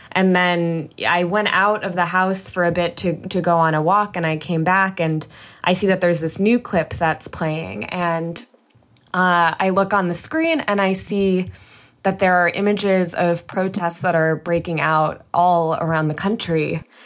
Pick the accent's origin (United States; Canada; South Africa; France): United States; suburbs of New York; I was just in eighth grade and I grew up in the suburbs of New York